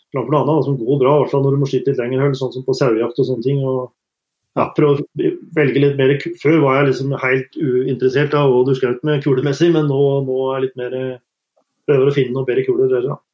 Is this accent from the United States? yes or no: no; Norway; moved away as an adult; now in Canada; hjemme i Norge